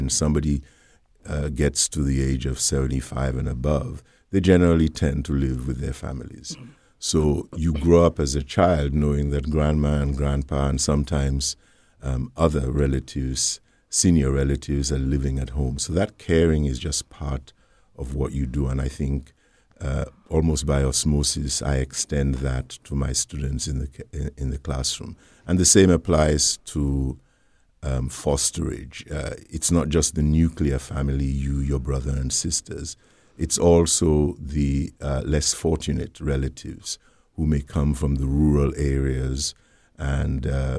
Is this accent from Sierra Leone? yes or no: yes; Freetown, Western Area, Sierra Leone; also born or lived in United Kingdom; now in United States; I was born in Sierra Leone, West Africa, in the city of Freetown, many, many years ago. And I went to my elementary and primary school in Sierra Leone.